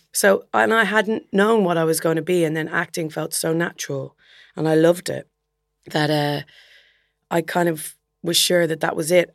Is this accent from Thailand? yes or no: no; Dublin, Leinster, Ireland; moved away as an adult; also born or lived in Belfast / England; going to Belfast, which is a two hours drive north of Dublin. So it's definitely far enough away to feel like you've moved out of home.